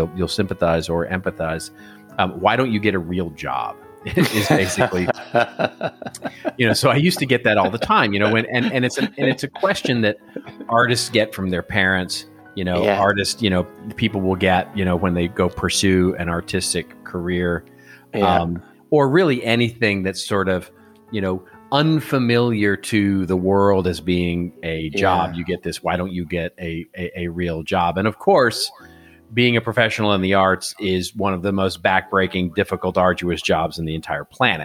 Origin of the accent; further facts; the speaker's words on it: United States; I'm American